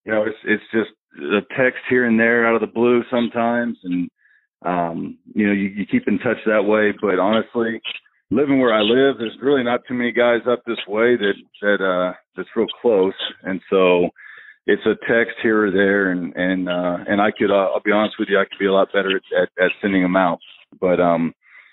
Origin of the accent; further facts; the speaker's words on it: Indiana, United States; moved away as an adult; back home in Indiana